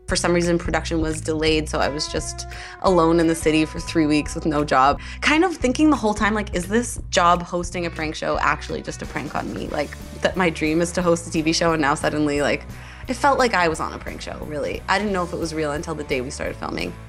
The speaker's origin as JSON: {"language": "English", "town": "Edmonton", "region": "Alberta", "country": "Canada", "tie": "born or raised there", "said": "I grew up in Edmonton"}